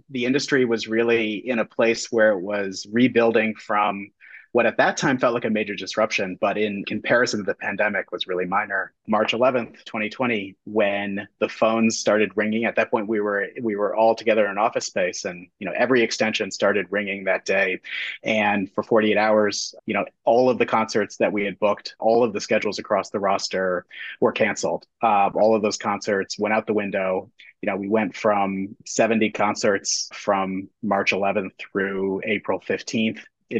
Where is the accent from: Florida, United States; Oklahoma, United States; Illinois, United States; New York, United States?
Illinois, United States; Chicago; moved away as an adult; also born or lived in Connecticut; now in Burlington, United States; Vermont, just about an hour from the Canadian border, since the summer of 2008. I grew up in Chicago, went to school in Connecticut